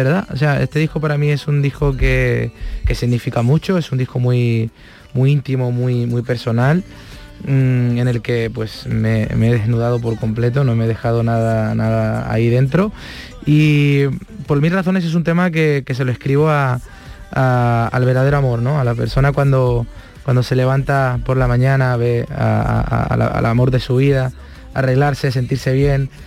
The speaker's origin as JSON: {"language": "Spanish", "town": "Córdoba", "region": "Andalusia", "country": "Spain", "said": "yo soy cordobés"}